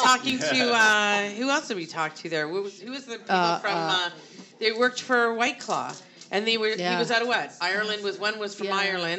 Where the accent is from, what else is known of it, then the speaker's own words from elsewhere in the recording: Canada; For us, it's actually being a Canadian becomes a huge advantage because you're pricing everything in U.S. currency.